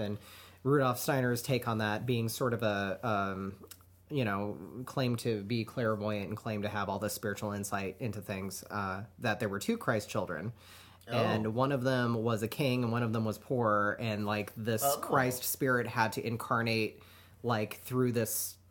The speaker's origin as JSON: {"language": "English", "town": "Reno", "region": "Nevada", "country": "United States", "tie": "born or raised there", "said": "I grew up in Reno"}